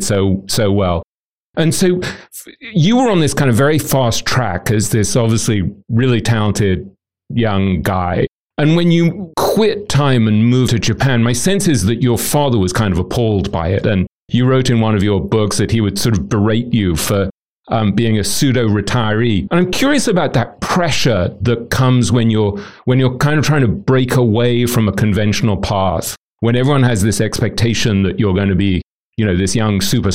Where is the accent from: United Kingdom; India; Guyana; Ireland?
United Kingdom; England; moved away as an adult; also born or lived in London; now in New York, United States; we were born in England, and we both went to Eton